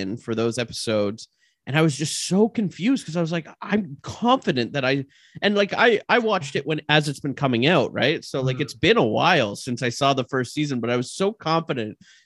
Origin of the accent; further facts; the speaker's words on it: Canada; we're all Canadian here